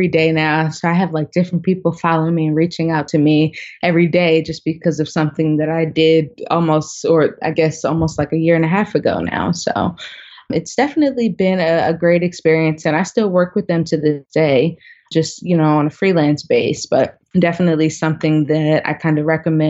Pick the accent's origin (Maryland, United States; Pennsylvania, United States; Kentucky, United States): Maryland, United States; Baltimore; now in Atlanta, United States; I am born and raised in Baltimore. Family is from there